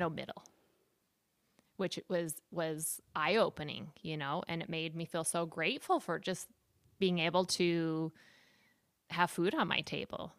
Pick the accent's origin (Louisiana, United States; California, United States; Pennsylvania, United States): California, United States; San Diego; moved away as an adult; also born or lived in Utah / Puerto Rico; now in El Salvador; I was born in Utah and kind of moved around a little bit, but I spent the majority of my, my, my time in San Diego